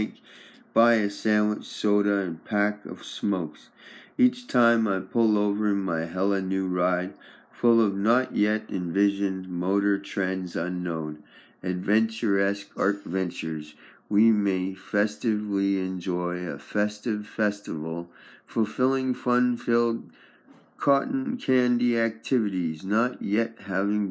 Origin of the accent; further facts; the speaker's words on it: Victoria, British Columbia, Canada; I'm from Victoria, BC, Canada, British Columbia